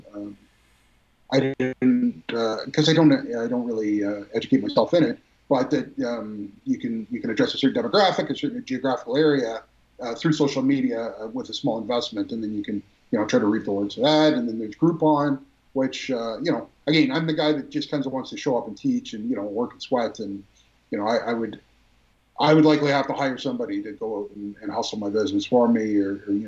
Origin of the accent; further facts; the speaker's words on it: Mississauga, Ontario, Canada; I grew up in Mississauga in the 70s and 80s